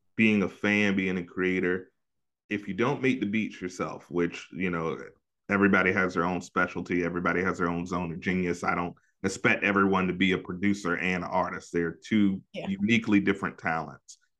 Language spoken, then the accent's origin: English; Hampton Roads area, Virginia, United States; my hometown